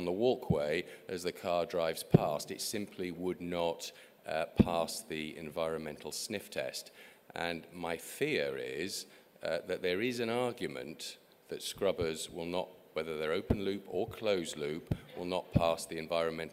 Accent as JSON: {"language": "English", "region": "England", "country": "United Kingdom", "said": "the landscape in my home country, England"}